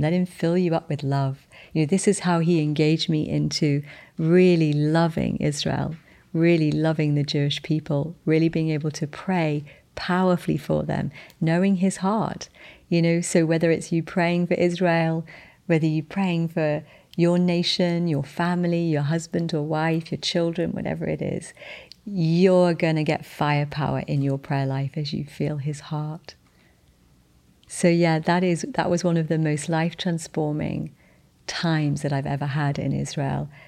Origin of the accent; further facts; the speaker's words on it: United Kingdom; I'm British